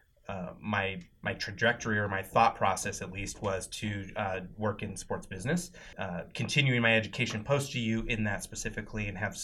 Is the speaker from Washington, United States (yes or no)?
yes; Wenatchee, Washington, United States; also born or lived in Spokane, Washington; I'm originally from Wenatchee, Washington, which is about 3 hours from Spokane